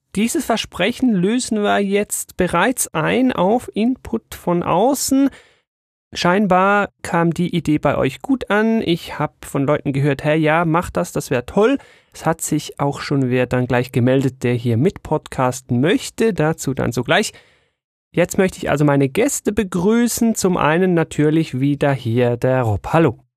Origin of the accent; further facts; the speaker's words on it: Switzerland; bei uns in der Schweiz